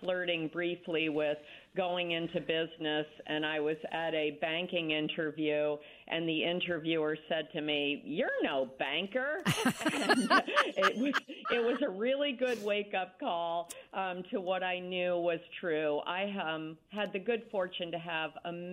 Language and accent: English; Dover, Massachusetts, United States; moved away as an adult; also born or lived in Connecticut; now in Greenwich, United States; I grew up in Dover, Massachusetts, a small town.